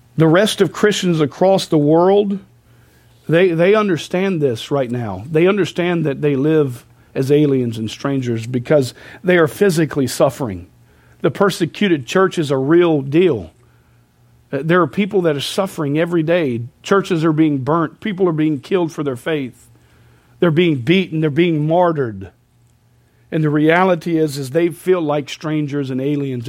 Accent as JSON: {"language": "English", "country": "United States", "said": "we as American people"}